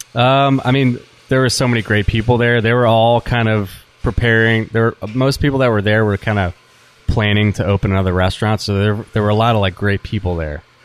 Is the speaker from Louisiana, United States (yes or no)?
yes; New Orleans, Louisiana, United States; also born or lived in Alabama; growing up in New Orleans